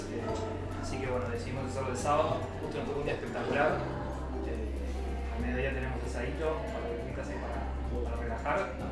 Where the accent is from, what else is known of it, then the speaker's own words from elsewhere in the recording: Río Cuarto, Córdoba, Argentina; de Rio Cuarto, de Córdoba.